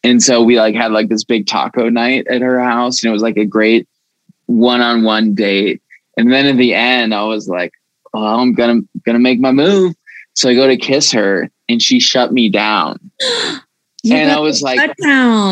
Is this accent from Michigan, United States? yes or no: no; Aurora, Colorado, United States; Born and raised in Aurora, Colorado